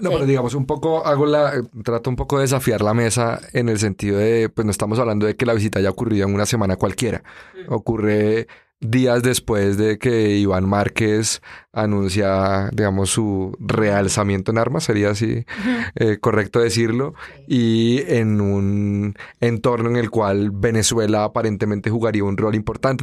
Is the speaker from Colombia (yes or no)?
yes; Colombia; aquí en Colombia lo tenemos normalizado